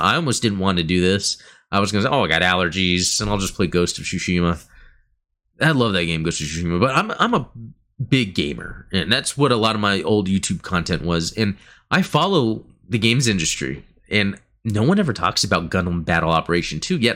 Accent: United States; Growing up in America

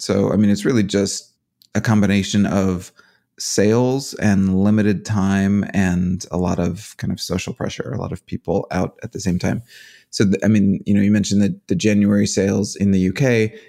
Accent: United States; as an American

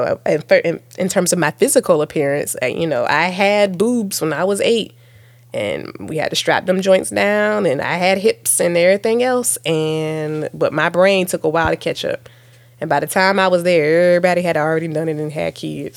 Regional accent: Virginia, United States; accent: little country accents; I'm from Virginia, and we sort of, you know, we can be little country accents

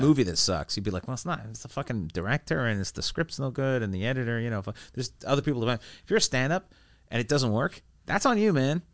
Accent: Vancouver, British Columbia, Canada; I'm from Vancouver

